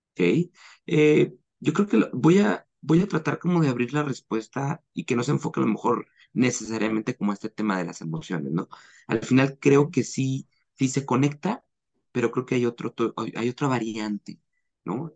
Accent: Mexico; also born or lived in Guadalajara, Jalisco; soy mexicano, vivo en Guadalajara, Jalisco

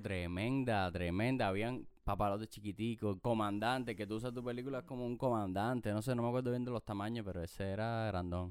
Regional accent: Havana, Cuba; yo soy de la lisa

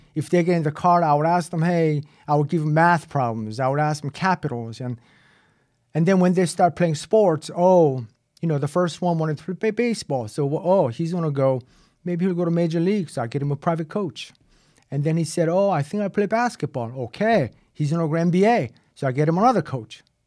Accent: South Korea; also born or lived in Boston; now in United States; when I was growing up in Korea

